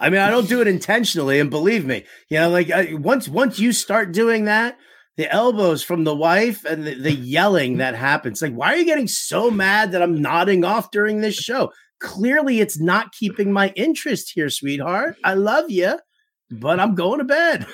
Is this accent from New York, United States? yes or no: yes; New York City, New York, United States; I grew up in New York City